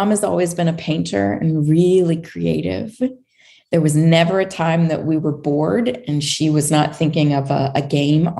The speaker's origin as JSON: {"language": "English", "town": "Montgomery", "region": "Alabama", "country": "United States", "tie": "born or raised there", "said": "I grew up in Montgomery, Alabama"}